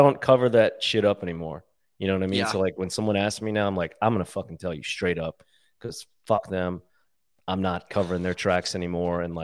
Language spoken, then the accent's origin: English; New Orleans, Louisiana, United States; I'm from New Orleans